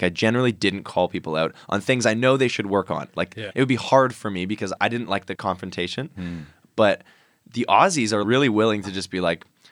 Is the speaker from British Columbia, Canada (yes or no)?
yes; Vancouver, British Columbia, Canada; now in Australia; I'm from Canada. I'm from Vancouver. And generally in the circles I grew up